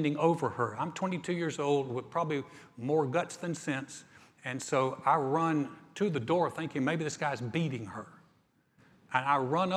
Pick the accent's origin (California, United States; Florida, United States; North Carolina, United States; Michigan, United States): North Carolina, United States; moved away as an adult; also born or lived in Houston, Texas; I'm just from North Carolina. I just moved to town